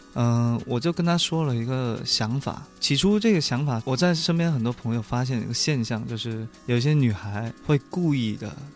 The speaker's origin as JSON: {"language": "Chinese", "town": "Liuzhou", "region": "Guangxi", "country": "China", "said": "它其实是我们柳州话里面的一个俚语"}